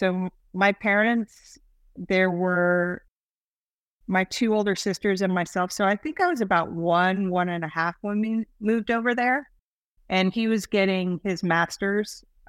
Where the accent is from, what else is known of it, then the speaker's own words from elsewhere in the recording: Texas, United States; Okay, so I grew up mostly in Texas, and we lived on Randolph Air Force Base.